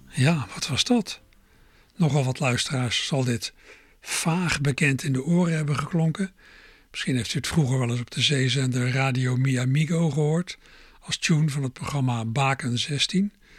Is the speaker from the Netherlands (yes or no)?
yes; Netherlands; als Nederlander